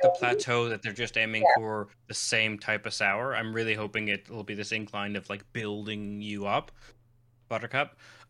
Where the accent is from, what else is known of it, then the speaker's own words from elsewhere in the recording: Canada; I'm Canadian, so maybe it's just me, but there's a distinctive note of maple sweetness that I can pinpoint.